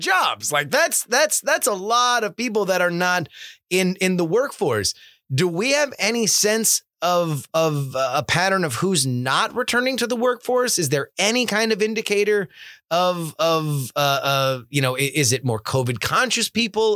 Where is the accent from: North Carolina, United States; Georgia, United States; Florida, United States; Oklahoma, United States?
Florida, United States; South; Growing up in South Florida